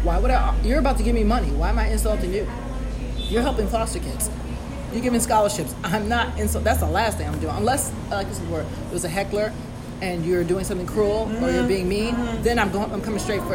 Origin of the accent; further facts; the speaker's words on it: Bedford, New York, United States; I grew up in Bedford